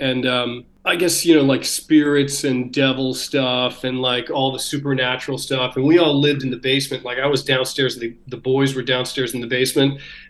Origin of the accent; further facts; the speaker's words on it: Connecticut, United States; moved away as an adult; I grew up in Connecticut, so there were a lot of woods out here. And so, in fact, I'm back. I'm living here with my kids now.